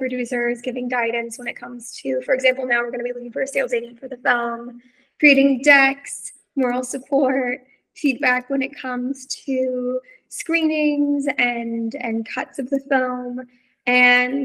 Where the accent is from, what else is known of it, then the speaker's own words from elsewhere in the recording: Texas, United States; moved away; I'm from Texas